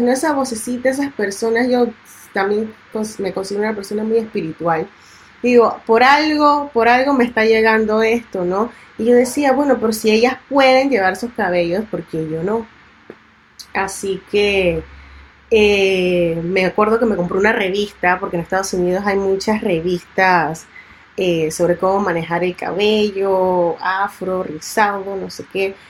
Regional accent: Panama; also born or lived in Italy / Barcelona; el Panamá que a mí me representa y con el que yo crecí, que es mi Panamá negro

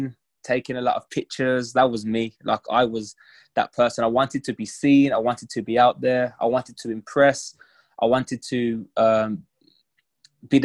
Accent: England, United Kingdom; I'm from England

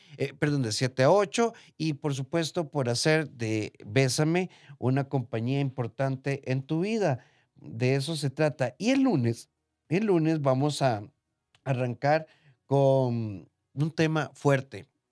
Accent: Costa Rica; de Costa Rica

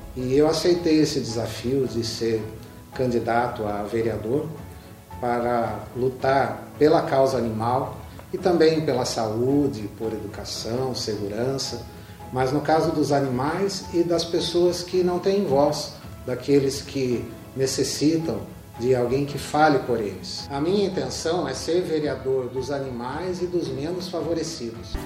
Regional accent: Itapetininga, São Paulo, Brazil; also born or lived in Sorocaba / Campinas; Eu nasci aqui em Tapetininga, na antiga maternidade.

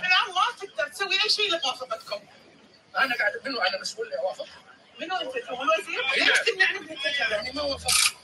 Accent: Saudi Arabia

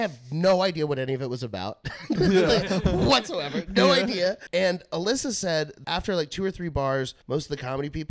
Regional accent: North Texas, United States; moved away; also born or lived in Los Angeles, California; I'm from North Texas

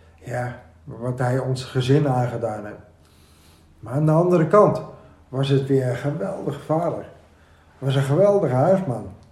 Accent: Amsterdam, North Holland, Netherlands; Ik ben opgegroeid hier in Amsterdam, in de Jordaan, okay. Bloemgracht

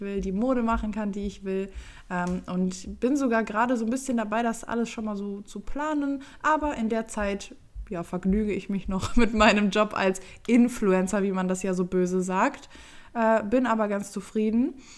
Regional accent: Düsseldorf, North Rhine-Westphalia, Germany; Ich bin 23 Jahre alt und bin aus Düsseldorf.

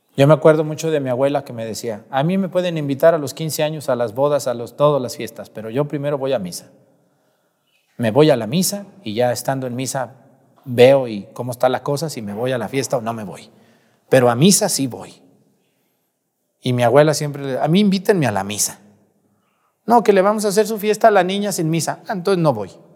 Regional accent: Mexticacán, Jalisco, Mexico; moved away; En mi pueblo Mestigacán

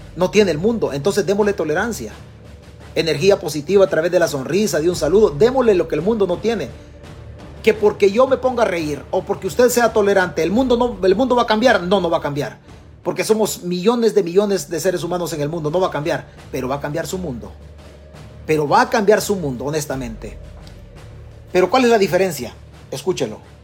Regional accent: Chalatenango, El Salvador; moved away; De nuestro pueblo, de nuestro pueblo en Chalatenango

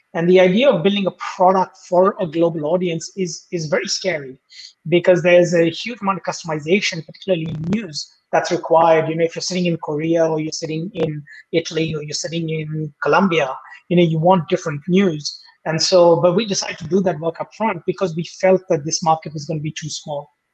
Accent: India; moved away as an adult; also born or lived in United States; now in Australia; I grew up in India

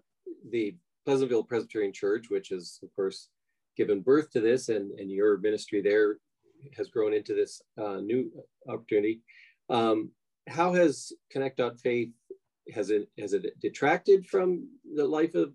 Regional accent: Canada; moved away; I grew up in Canada

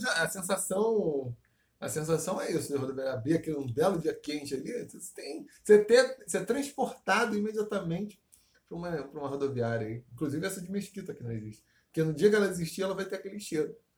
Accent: Rio de Janeiro, Brazil; É campo Grande, entre aspas, ocidental, uma parte onde me criei

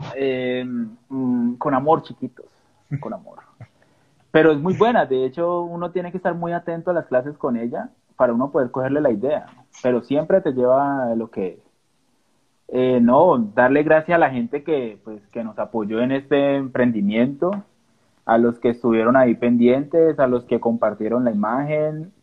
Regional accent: Colombia; nosotros como colombianos

